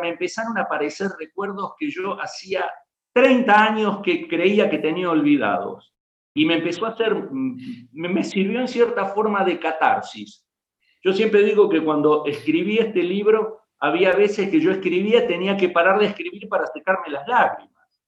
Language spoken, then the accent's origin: Spanish; Rafaela, Santa Fe, Argentina; yo soy originario de Rafaela, Santa Fe